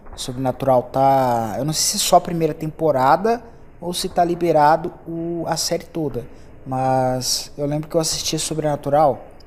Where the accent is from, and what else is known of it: Brazil